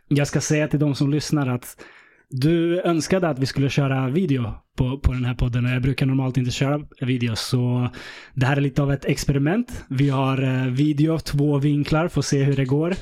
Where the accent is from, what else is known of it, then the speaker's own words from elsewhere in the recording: Stockholm, Stockholm County, Sweden; jag växte upp i Vällingby